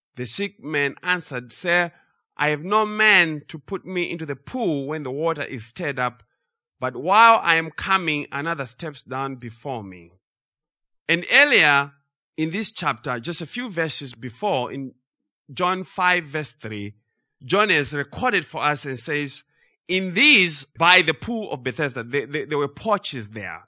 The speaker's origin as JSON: {"language": "English", "country": "Zimbabwe", "tie": "born or raised there", "said": "growing up in Zimbabwe"}